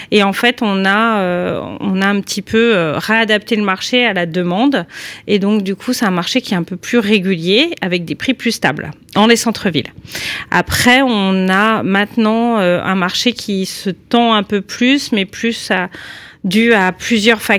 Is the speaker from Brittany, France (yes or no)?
no; Lyon, Auvergne-Rhône-Alpes, France; moi je suis originaire de Lyon 6e